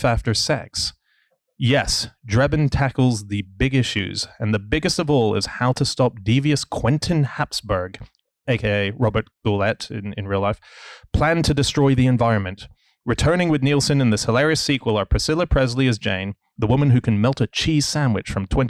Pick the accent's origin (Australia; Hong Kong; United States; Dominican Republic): Hong Kong; I grew up in Hong Kong